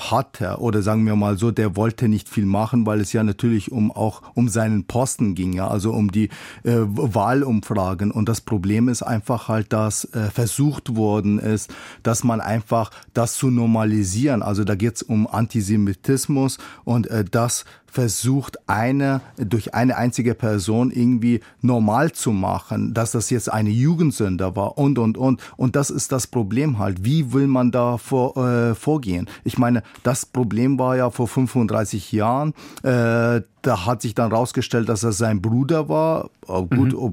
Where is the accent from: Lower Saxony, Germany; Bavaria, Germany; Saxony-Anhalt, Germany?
Bavaria, Germany; Ich komme ja selber aus Niederbayern